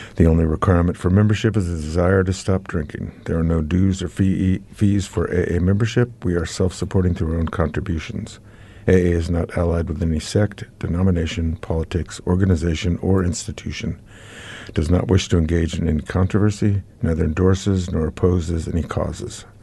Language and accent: English; United States; accent: American; now in New Zealand; I'm now, um, a ki, a, uh, New Zealand citizen, but I guess my accent gives me my origins away